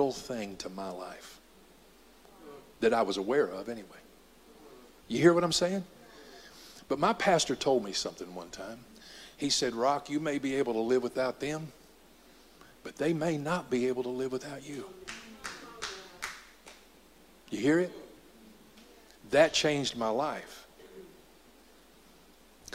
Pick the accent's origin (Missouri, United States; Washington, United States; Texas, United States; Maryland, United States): Texas, United States; Dallas; he decided to move us to Southeast Dallas.